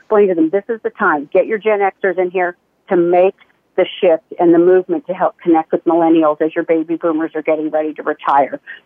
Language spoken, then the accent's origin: English; Canada; moved away as an adult; also born or lived in United States; I'm Canadian.